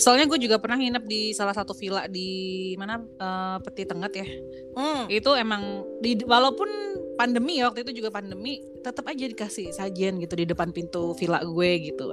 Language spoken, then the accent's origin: Indonesian; Bali, Indonesia; sebagai orang Bali